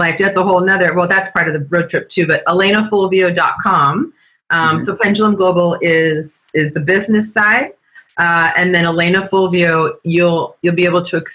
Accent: California, United States; I said, California

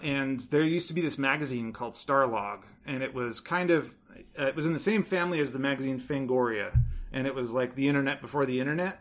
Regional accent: Los Angeles, California, United States; I am from Los Angeles.

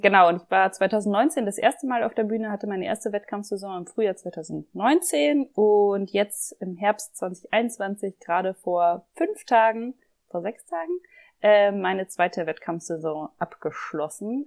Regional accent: Germany; moved away as an adult; now in Vienna, Austria; ich komme aus Deutschland ähm, und wohne jetzt

